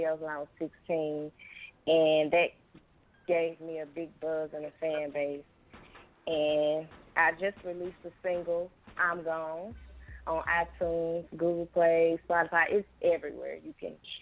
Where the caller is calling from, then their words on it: Memphis, Tennessee, United States; I am calling from Memphis, Tennessee